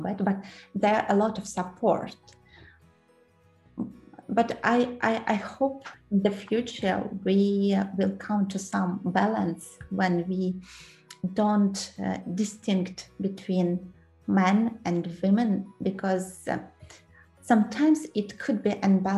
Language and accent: English; Kyrgyzstan; English is a second language; moved away as an adult; also born or lived in Moscow, Russia / Netherlands; now in London, United Kingdom; I was born in Central Asia, in Kyrgyzstan. I graduated university there, worked a couple of years there